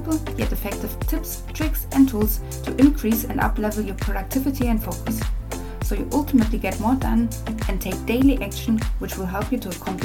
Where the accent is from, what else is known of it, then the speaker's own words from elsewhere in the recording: Berlin, Germany; moved away as an adult; now in United Kingdom; I was born and raised in Berlin in Germany, but moved to the UK over 10 years ago